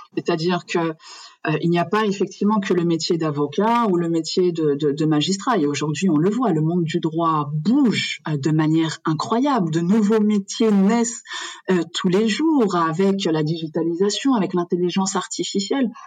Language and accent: French; France; moved away as an adult; now in Morocco; Je suis née en France de parents marocains qui ont immigré en, en France. Donc j'ai grandi, j'ai fait toutes mes études euh, en France